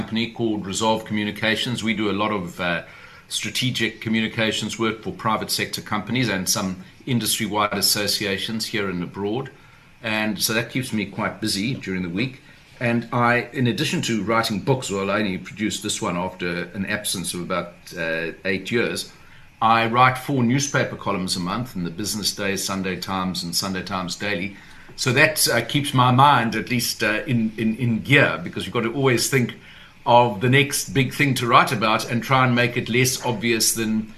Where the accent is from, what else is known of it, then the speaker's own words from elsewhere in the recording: Durban, KwaZulu-Natal, South Africa; we grew up in Durban. I grew up in the 1960s and 70s there